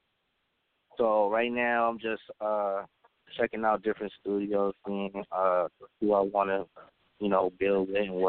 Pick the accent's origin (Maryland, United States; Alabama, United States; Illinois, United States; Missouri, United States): Maryland, United States; Landover; I'm from Kentland, Landover, but I be all over MoCo, Germantown, Gettysburg, DC.